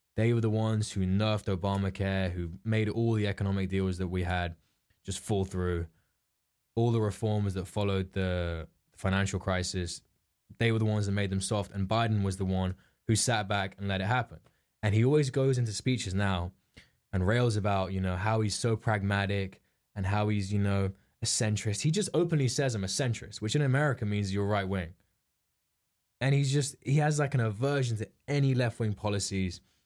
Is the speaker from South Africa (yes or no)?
no; England, United Kingdom; we're English